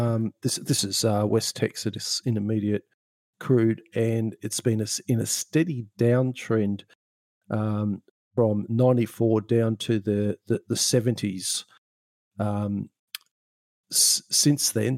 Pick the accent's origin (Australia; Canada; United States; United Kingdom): Australia; Sydney, New South Wales; I grew up in Sydney, um, and we were over on over in a suburb not too far away from Manly